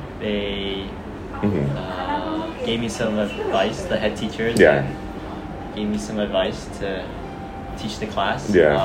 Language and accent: English; Canada; moved away as an adult; now in Japan; yeah. Canada.